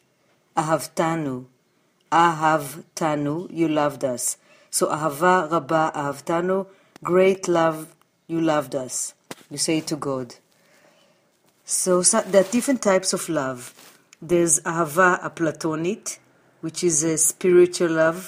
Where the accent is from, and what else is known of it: Jerusalem, Jerusalem District, Israel; born or raised there; now in New York City, United States